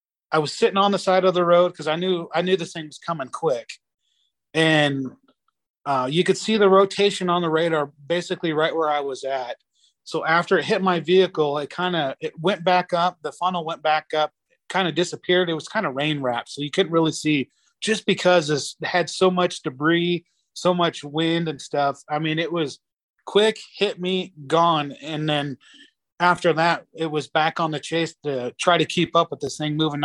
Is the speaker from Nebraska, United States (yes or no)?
yes; Aurora, Nebraska, United States; Aurora, which is the town I'm originally from